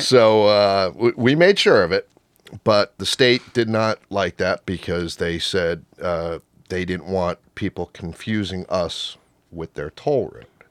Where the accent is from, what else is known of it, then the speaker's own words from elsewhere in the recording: Rockaway, New Jersey, United States; I grew up in Rockaway